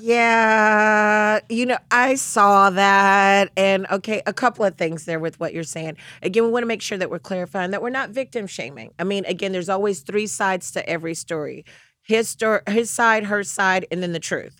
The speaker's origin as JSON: {"language": "English", "region": "the South", "country": "United States", "said": "I'm from the South"}